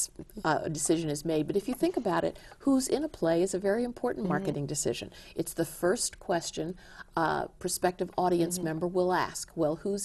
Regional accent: Silver Spring, Maryland, United States; We came from Silver Spring, Maryland

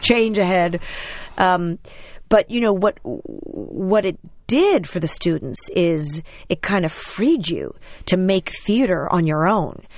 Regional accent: New York City, New York, United States; I'm born and bred in New York City. I'm a total, like, Manhattan girl.

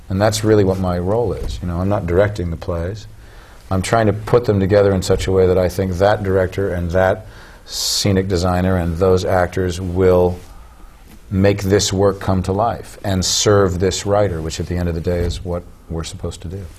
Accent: Southern California, United States; moved away; I grew up in Southern California when there was a lot of money in the arts in schools

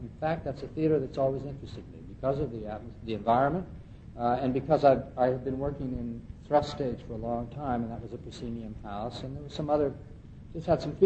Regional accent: West Coast, United States; moved away as an adult; now in Princeton, United States; I literally grew up with the movement. I'm from the West Coast

